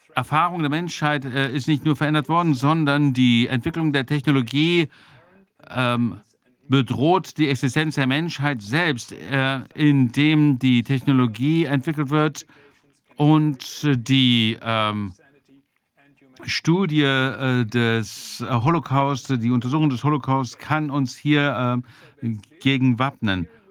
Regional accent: Germany; ich bin ja auch Deutscher

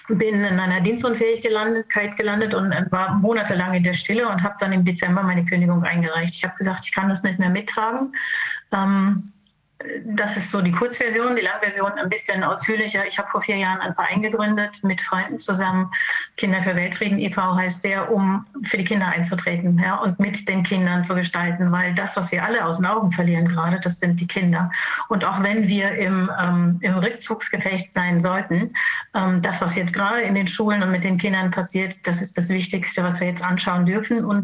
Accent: Germany; Also ich komme aus der DDR.

